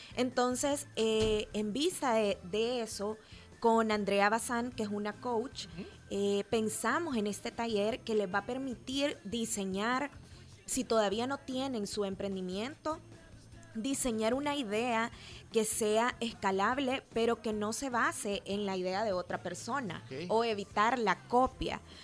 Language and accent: Spanish; El Salvador; como salvadoreños